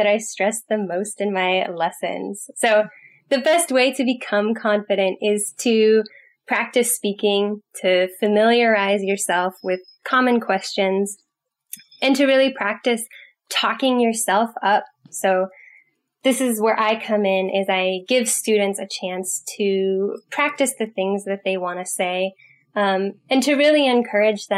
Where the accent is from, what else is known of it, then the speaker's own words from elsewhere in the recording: California, United States; I'm from California